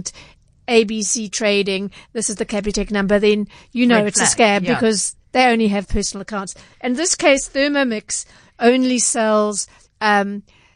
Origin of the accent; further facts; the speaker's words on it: Durban, KwaZulu-Natal, South Africa; I'm from Durban, so I know the centre well